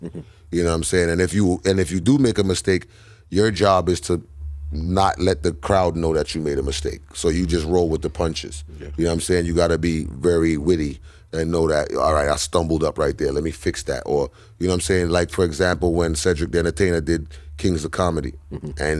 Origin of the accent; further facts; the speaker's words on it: Buxton, Guyana; Yeah, I'm from Buxton, apparently. From Buxton, buddy.